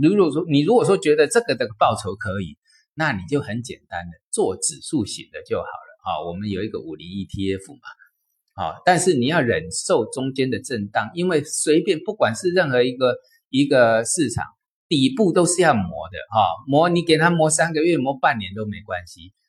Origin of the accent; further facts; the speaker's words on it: China; 我们中国